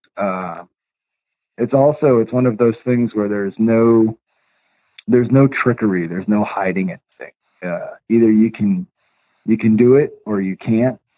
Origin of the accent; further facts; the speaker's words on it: upstate New York, United States; also born or lived in Long Island; when we were growing up, we moved from from Long Island to uh, upstate New York, and one of the first places that we lived was way out in the country